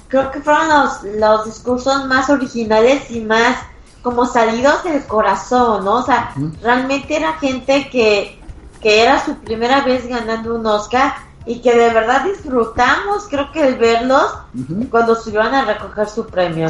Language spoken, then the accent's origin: Spanish; Mexico; nosotros como mexicanos